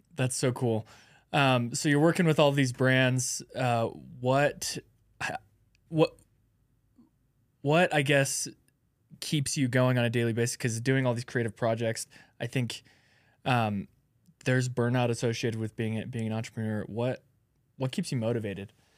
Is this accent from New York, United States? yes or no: no; Alaska, United States; I'm from Alaska